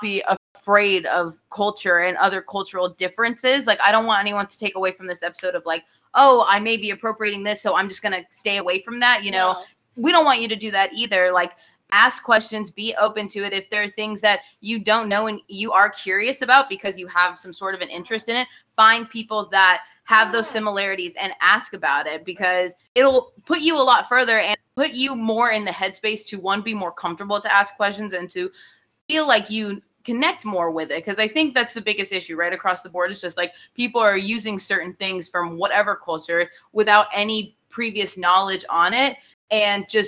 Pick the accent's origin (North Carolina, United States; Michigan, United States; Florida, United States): Florida, United States; Miami; moved away; All my friends were either Cuban descent or one generation away Cuban when I was growing up in Miami.